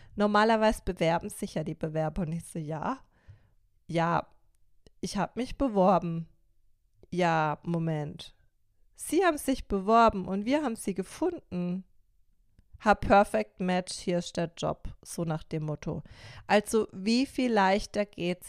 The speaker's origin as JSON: {"language": "German", "town": "Karlsruhe", "region": "Baden-Württemberg", "country": "Germany", "tie": "born or raised there", "said": "Also ich bin 1988 in Karlsruhe geboren"}